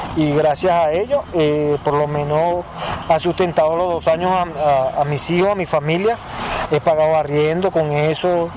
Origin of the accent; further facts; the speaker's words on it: Barquisimeto, Lara, Venezuela; moved away as an adult; now in Bogotá, Colombia; soy venezolano de la ciudad de Barquisimeto, Estado Lara